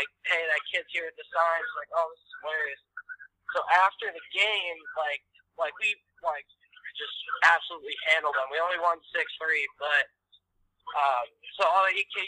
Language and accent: English; Chicago, Illinois, United States; moved away; I'm actually from Chicago.